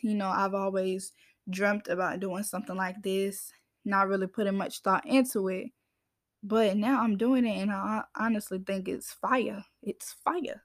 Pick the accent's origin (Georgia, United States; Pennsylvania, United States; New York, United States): Georgia, United States; I'm from Georgia, y'all, as I say. A lot of people think I'm from up north, but I'm not from up north. Georgia gal